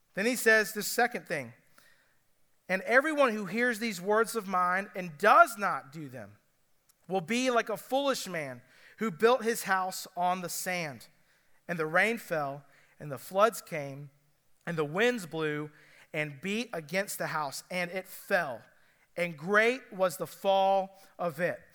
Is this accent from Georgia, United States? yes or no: yes; Cobb County, Georgia, United States; now in Greenville County, United States; I'm from Cobb County